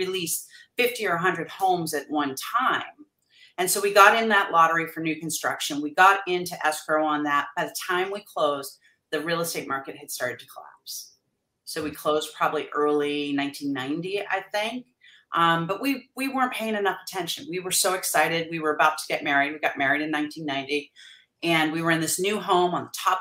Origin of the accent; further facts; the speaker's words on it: New England, United States; now in San Diego, United States; we were both born and raised in New England